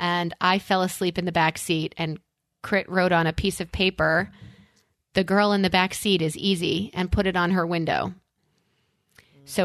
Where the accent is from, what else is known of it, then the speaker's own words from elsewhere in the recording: New York, United States; as a New Yorker